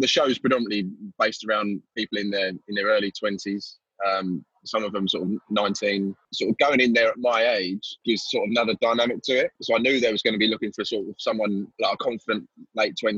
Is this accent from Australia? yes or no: no; Essex, East of England, United Kingdom; I'm from Essex.